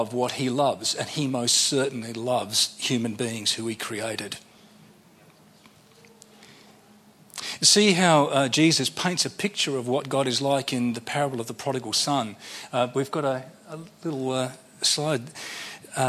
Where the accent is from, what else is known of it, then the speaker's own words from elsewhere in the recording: Sydney, New South Wales, Australia; I'm from Sydney